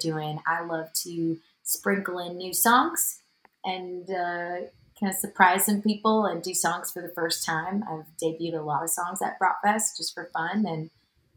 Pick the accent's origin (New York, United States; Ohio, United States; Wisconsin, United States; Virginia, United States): Wisconsin, United States; accent: Wisco; moved away; also born or lived in Madison / Nashville; You can hear my Wisco accent.